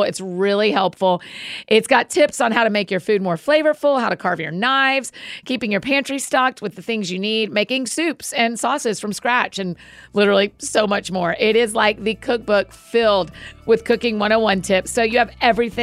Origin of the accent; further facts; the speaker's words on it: the South, United States; I'm from the South.